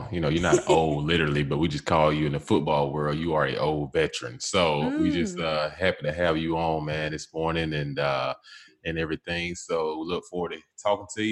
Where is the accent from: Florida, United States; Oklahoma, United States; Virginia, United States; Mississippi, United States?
Mississippi, United States; I'm a Mississippi guy. So both of us come from states that don't have NFL teams.